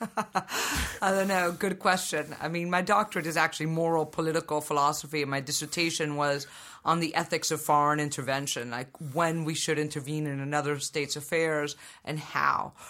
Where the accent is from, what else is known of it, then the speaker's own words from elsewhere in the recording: Venezuela; I was born in Venezuela